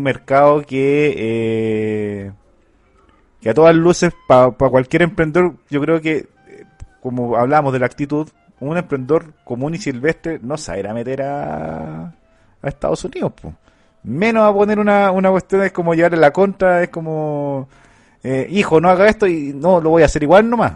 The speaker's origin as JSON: {"language": "Spanish", "country": "Chile", "said": "acá en Chile"}